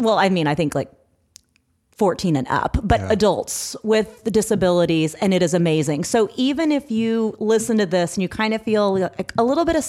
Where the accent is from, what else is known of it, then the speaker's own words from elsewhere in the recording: Missouri, United States; now in Georgia, United States; like we live in Georgia now, but we're originally from Missouri.